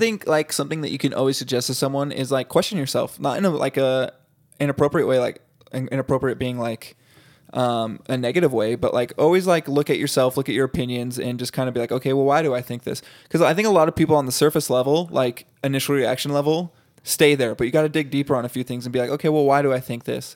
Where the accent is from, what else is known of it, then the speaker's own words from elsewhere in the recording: United States; I'm definitely American.